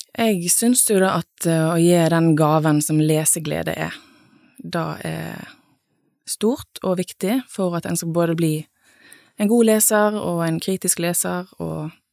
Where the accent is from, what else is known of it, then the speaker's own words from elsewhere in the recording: Nordhordland, Vestland, Norway; moved away as an adult; also born or lived in Bergen; now in Sunnhordland, Norway; jeg eh, er jo fra en litt sånn tilsvarende plass, på en måte, i Nordhordland